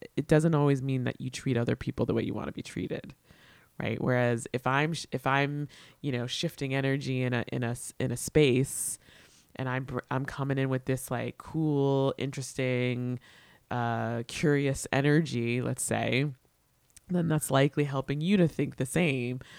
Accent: New York, United States; But I'm a New Yorker.

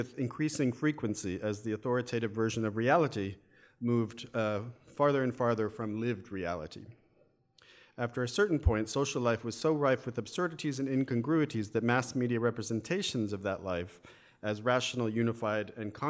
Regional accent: United States; accent: American; as you can tell from my my accent, probably, yes, I'm an American

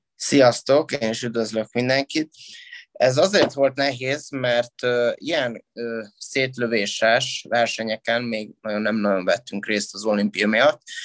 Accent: Miskolc, Borsod-Abaúj-Zemplén, Hungary; mert én Miskolci vagyok, méghozzá Diósgyőri gimnáziumban jártam

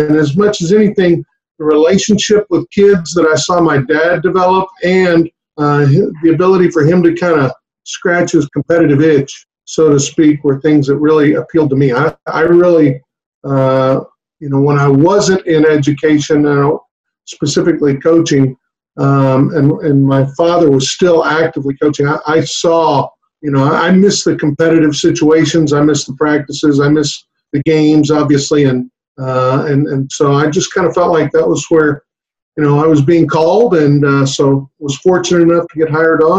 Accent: Harlingen, Texas, United States; I grew up down in the valley, in Harlingen

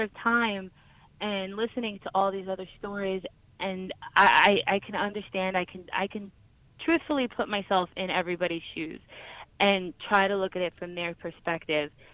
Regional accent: New York, United States; I'm from New York

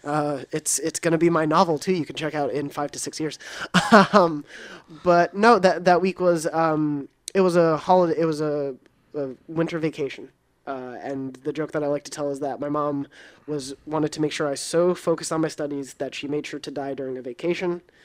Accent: New York, United States; moved away as an adult; also born or lived in Long Island; I was actually born at the N Y U Medical Center, and I went to N Y U

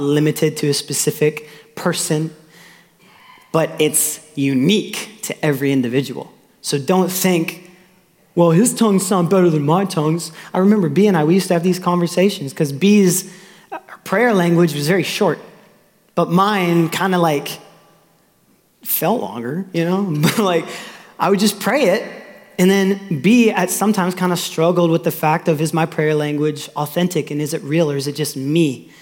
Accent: Austin, Texas, United States; also born or lived in Tulsa, Oklahoma; I was born in Tulsa, Oklahoma. My mom and dad were on staff at a church, Victory in Tulsa. And then in 2000, we moved to Austin, Texas. And so by this time, you know, I'm three

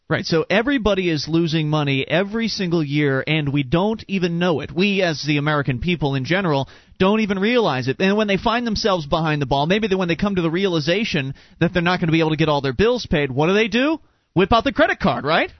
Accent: Sarasota, Florida, United States; moved away; we come from Sarasota, Florida, where the the housing market's pretty crazy

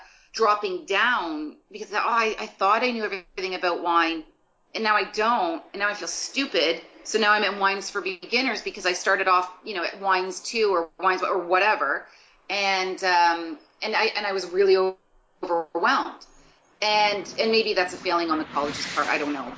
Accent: Guelph, Ontario, Canada; now in Toronto, Canada; I'm from Guelph, Ontario

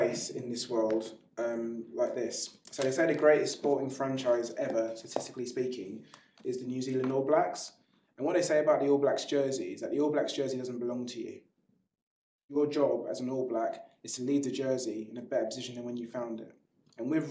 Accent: London, United Kingdom; You are born and bred in Clapham

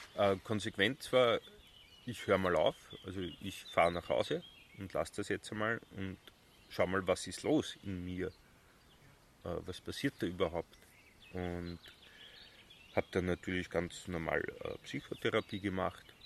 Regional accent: Bad Vöslau, Lower Austria, Austria; also born or lived in Semmering / Vienna / Switzerland; now in Südburgenland, Austria; Bad Fürslau, mhm. Bezirk Baden

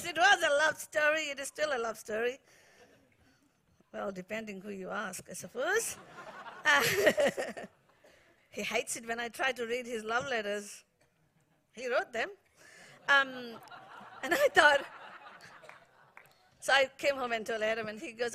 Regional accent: India; moved away as an adult; now in New Zealand; I got water baptized in the beautiful Arabian Sea in my hometown

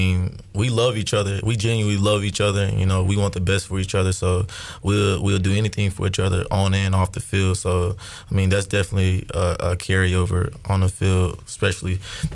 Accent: Houston, Texas, United States; moved away; I'm from Houston, Texas.

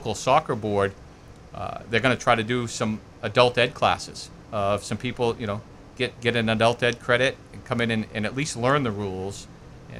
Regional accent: Auburn, Maine, United States; I am an Auburn guy through and through. I grew up in Danville Junction

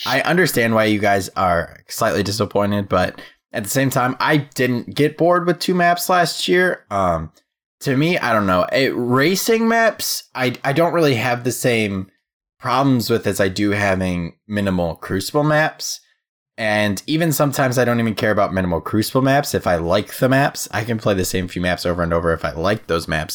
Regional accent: Midwest, United States; I'm a Midwest boy.

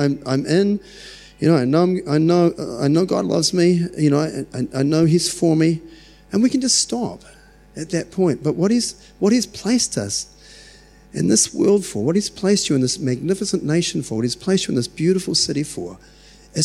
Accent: New Zealand; I'm so glad I was born in New Zealand.

